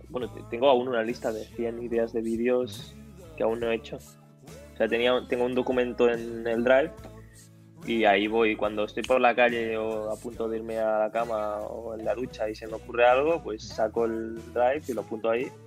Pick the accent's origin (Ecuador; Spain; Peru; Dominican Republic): Spain; Catalonia; Una vez fui de, de mi pueblo mm. hasta el Magma en Barcelona patinando más, más de 30 kilómetros el skate